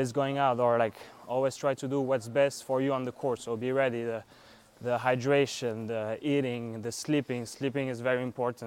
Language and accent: English; France; moved away as an adult; also born or lived in Kentucky; now in Miami, United States; I'm from France. I arrived in the US in 2018